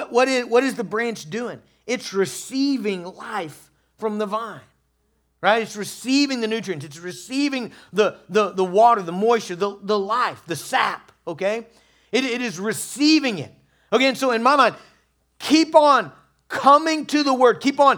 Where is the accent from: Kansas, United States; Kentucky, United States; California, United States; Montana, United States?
Kansas, United States; I'm from Western Kansas, so what do I have experience with? Tumbleweeds.